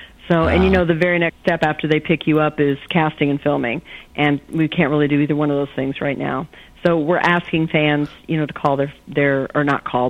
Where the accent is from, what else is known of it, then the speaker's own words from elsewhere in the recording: Illinois, United States; now in Oklahoma, United States; I wasn't born in Oklahoma, but Oklahoma's my home state. I was born in Illinois and started visiting Oklahoma, where my uncle had a cattle ranch, still has a cattle ranch in southern Oklahoma, and I started visiting when I was 11. So I'm a transplant